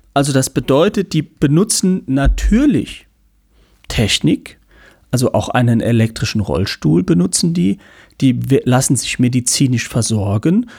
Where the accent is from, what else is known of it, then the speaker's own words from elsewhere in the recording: St. Ingbert, Saarland, Germany; St. Ingbert, wo ich herkomme